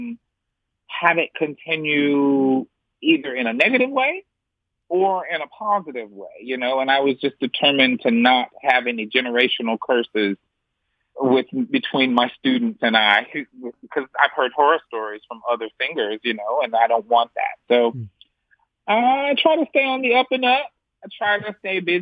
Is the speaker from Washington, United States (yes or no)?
no; Brevard, North Carolina, United States; I grew up in Brevard, North Carolina.